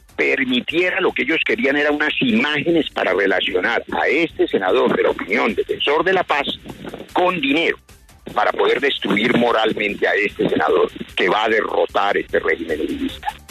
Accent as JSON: {"language": "Spanish", "country": "Colombia", "said": "como cualquier colombiano"}